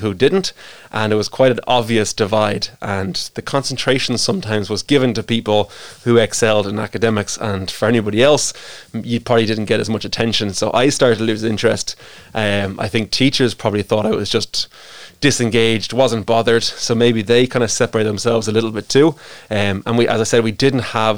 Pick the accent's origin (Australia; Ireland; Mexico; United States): Ireland; Greystones, Leinster; I grew up in Greystones. I was born and raised. I'm what they call a Greystones purebred